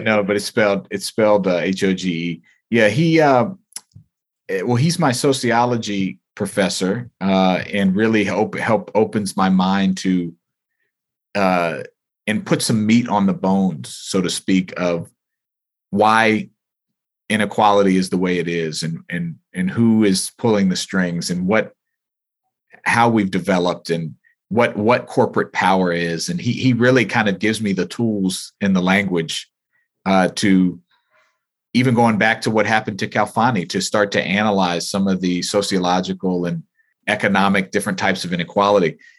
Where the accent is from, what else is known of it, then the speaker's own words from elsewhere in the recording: United States; as a child, you know, here growing up in America